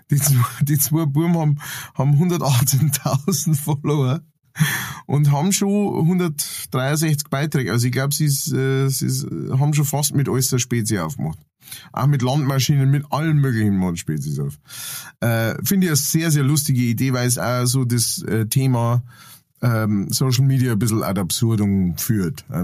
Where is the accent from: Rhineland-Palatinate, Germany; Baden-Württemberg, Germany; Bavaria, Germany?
Bavaria, Germany; Ingolstadt; ich bin in Ingolstadt geboren.